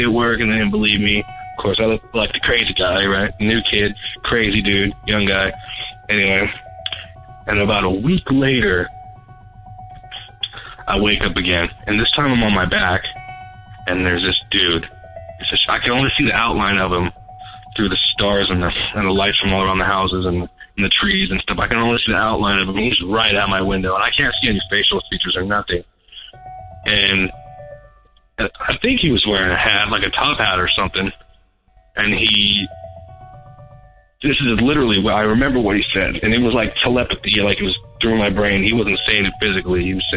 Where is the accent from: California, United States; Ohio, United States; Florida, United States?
California, United States; San Bernardino; I'm from San Bernardino, California